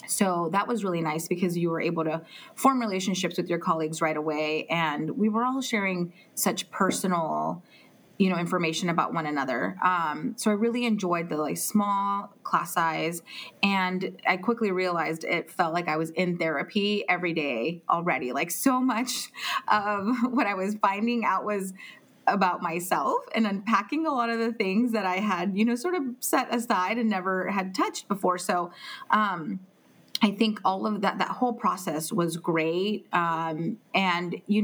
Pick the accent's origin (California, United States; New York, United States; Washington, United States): California, United States; Palm Springs; moved away as an adult; also born or lived in Guanajuato, Mexico / Santa Barbara, California; now in Carpinteria, United States; I was born in Mexico, in Guanajuato, Mexico. And I moved to Palm Springs when I was 2 years old. So I've lived here all my life